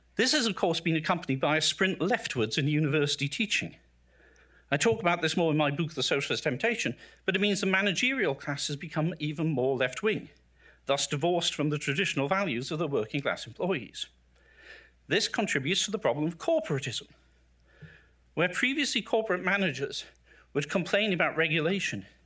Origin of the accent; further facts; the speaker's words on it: South Shields, North East England, United Kingdom; now in United States; I grew up in the industrial northeast of England, in the aspirational working class family